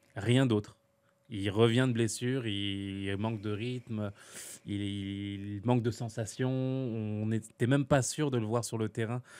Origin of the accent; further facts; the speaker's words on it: France; chez moi en France